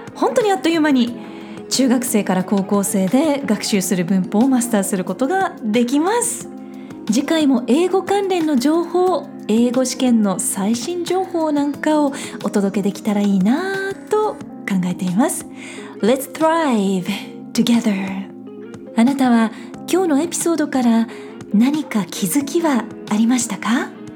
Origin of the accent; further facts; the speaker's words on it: Japan; 私たち日本人でネイティブではない